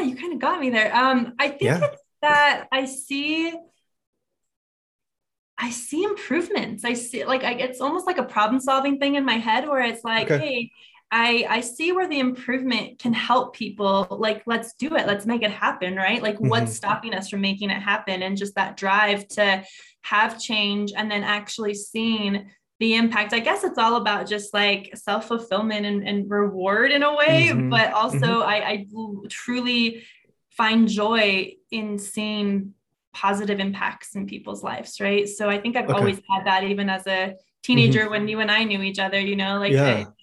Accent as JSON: {"language": "English", "region": "New Mexico", "country": "United States", "tie": "born or raised there", "said": "Born and raised in New Mexico"}